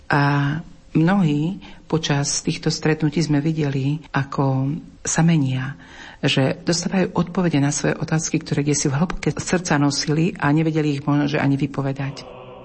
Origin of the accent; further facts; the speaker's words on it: Slovakia; moved away as an adult; now in Karaganda, Kazakhstan; že nie, že zo Slovenska